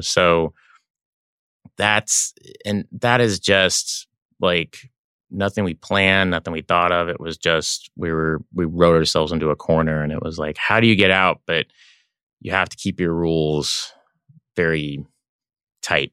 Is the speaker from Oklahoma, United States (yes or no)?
yes; Oklahoma, United States; moved away; also born or lived in Los Angeles; growing up in Oklahoma